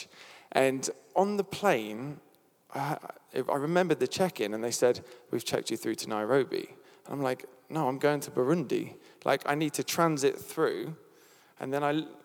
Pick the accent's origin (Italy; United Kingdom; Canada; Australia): United Kingdom; I'm British